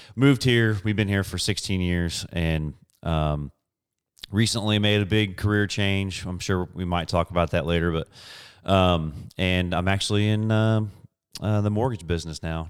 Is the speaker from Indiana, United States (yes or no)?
yes; Indianapolis, Indiana, United States; moved away as an adult; we're both from Indianapolis, Indiana, moved here about